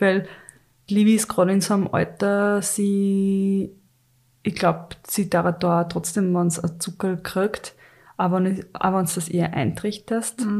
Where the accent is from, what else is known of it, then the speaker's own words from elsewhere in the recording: Carinthia, Austria; ich bin ja in Kärnten aufgewachsen und wir waren wirklich in einem Dorf